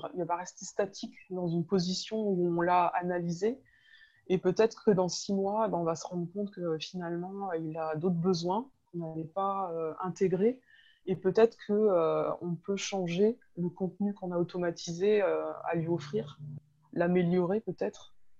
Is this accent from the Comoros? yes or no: no; France; moved away as an adult; also born or lived in Nancy / Thonon-les-Bains; pour nous euh, français